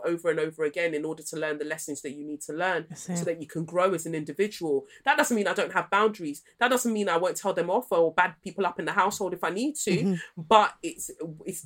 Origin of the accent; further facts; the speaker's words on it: United Kingdom; As British people